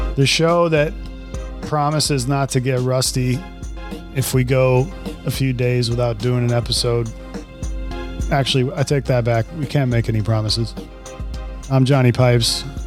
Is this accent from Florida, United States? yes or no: yes; Central Florida, United States; I'm from Central Florida. You know, I grew up there.